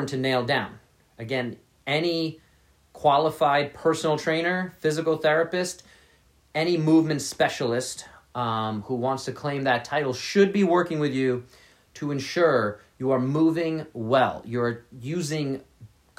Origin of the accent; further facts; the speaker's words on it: New York City, New York, United States; I grew up in New York City, so I didn't have a car for a very long time